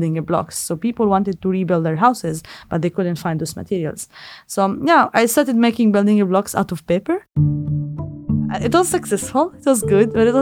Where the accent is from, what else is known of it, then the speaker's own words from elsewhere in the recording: Gaza City, Gaza Strip, Palestine; I grew up in Gaza, and I live in the middle of the city